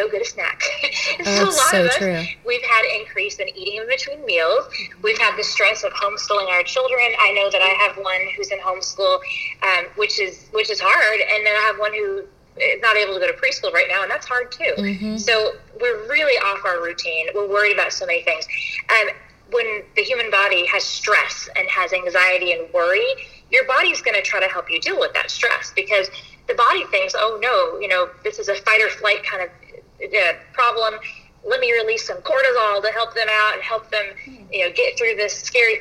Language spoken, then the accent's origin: English; Louisville, Kentucky, United States; moved away as an adult; also born or lived in Paducah, Kentucky; now in Lexington, United States; I am originally from Louisville, and my parents still live there